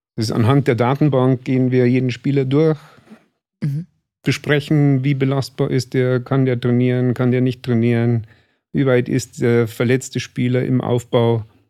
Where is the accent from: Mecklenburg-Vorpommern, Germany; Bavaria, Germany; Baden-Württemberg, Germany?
Bavaria, Germany; Starnberg; also born or lived in Chiemsee; Ich bin in Starnberg hier aufgewachsen